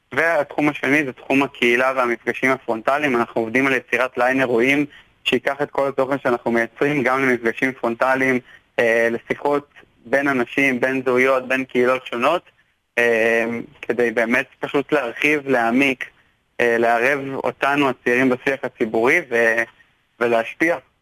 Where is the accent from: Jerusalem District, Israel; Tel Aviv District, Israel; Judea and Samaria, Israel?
Tel Aviv District, Israel; Tel Aviv; אני תל אביבי